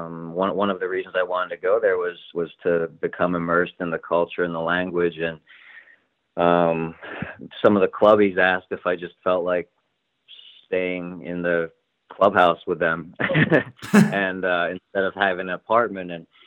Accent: Pottsville, Pennsylvania, United States; I was from Pottsville

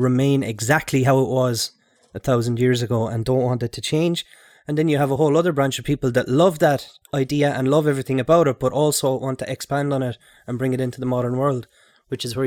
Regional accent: County Clare, Ireland; I'm from County Clare as well

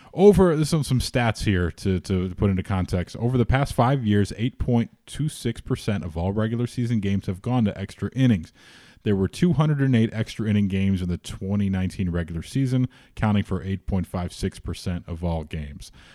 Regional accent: Chicago, Illinois, United States; being a Chicagoan

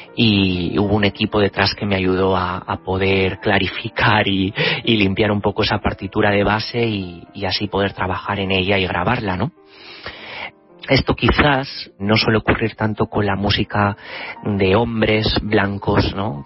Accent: Spain; now in London, United Kingdom; mi país de origen, que es España.

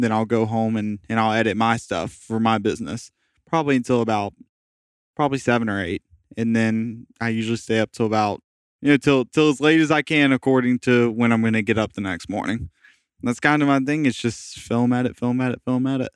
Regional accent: Jacksonville, Florida, United States; moved away as an adult; also born or lived in St. Petersburg, Florida; all of my friends I've ever had growing up were in Jacksonville

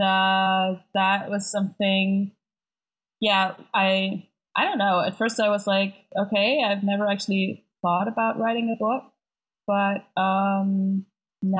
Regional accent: Germany; also born or lived in Berlin; I live on the internet and in Berlin, so I'm from Germany

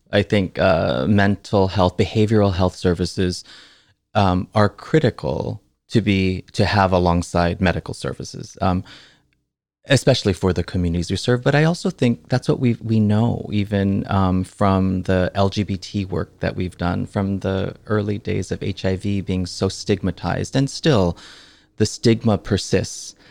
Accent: Oahu, Hawaii, United States; moved away; also born or lived in Chicago; on Oahu where I grew up.

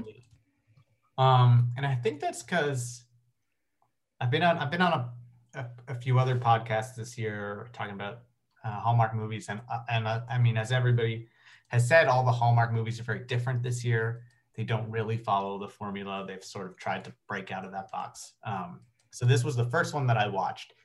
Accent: Canada; I'm, I'm from Canada and in the Canadian film industry

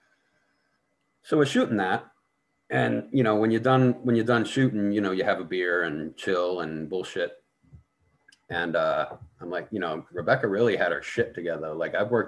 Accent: Boston, Massachusetts, United States; now in Indiana, United States; where I grew up in Boston

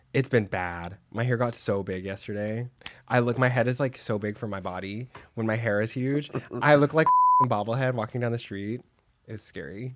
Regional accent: Dallas, Texas, United States; now in Los Angeles, United States; I'm from Texas

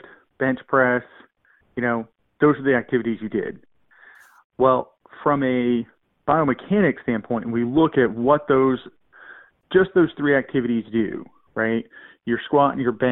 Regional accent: Virginia, United States; I grew up in a rural part of Virginia

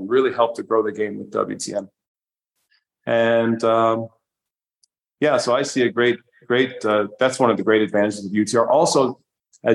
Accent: New York, United States; now in Manchester, Vermont, United States; I'm a New Yorker

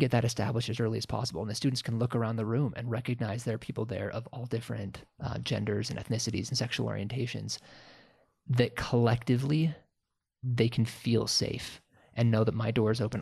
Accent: Sandpoint, Idaho, United States; moved away; I grew up in Sandpoint, Idaho

